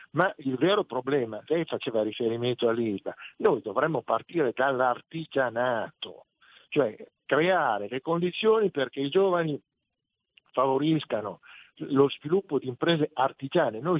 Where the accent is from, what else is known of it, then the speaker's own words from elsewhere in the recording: Parma, Emilia-Romagna, Italy; non di Reggio Emilia, attenzione, io sono di Palma